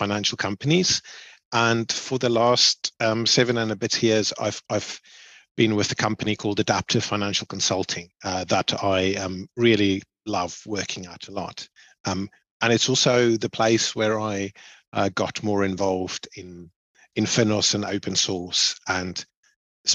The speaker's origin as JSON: {"language": "English", "town": "Cape Town", "region": "Western Cape", "country": "South Africa", "tie": "born or raised there", "moved": "as an adult", "lives_now": "United Kingdom", "said": "I grew up in Cape Town in South Africa. I studied there. My first job was there."}